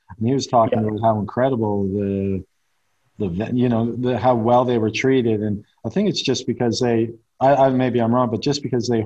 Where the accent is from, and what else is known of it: Halifax, Nova Scotia, Canada; born or raised there